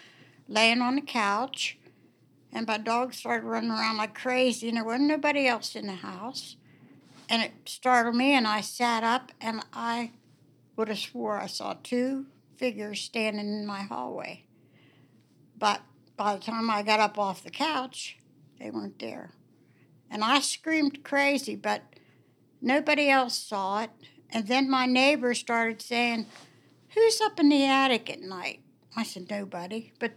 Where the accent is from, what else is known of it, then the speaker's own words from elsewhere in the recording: Warwood, West Virginia, United States; born there; I was born in Warwood. Warwood hasn't changed since I was a little girl.